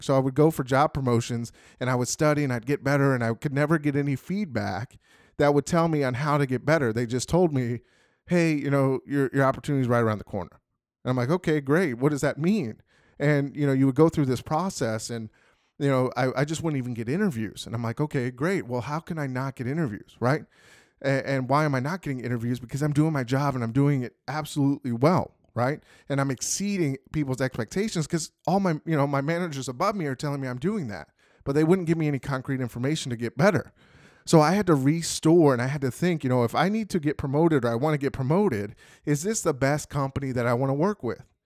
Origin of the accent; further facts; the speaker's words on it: Phoenix, Arizona, United States; moved away as an adult; now in Texas, United States; I grew up in Phoenix, Arizona